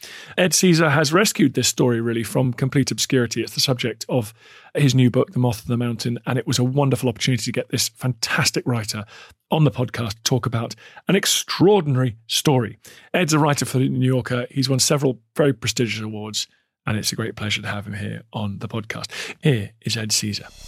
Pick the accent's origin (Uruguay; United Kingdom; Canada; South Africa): United Kingdom; We've all kind of grown up with those stories, haven't we, here in the UK